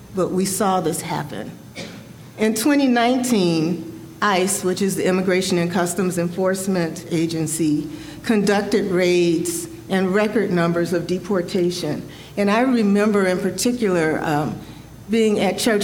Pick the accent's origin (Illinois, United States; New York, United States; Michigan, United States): Illinois, United States; Chicago; I was born and raised in Chicago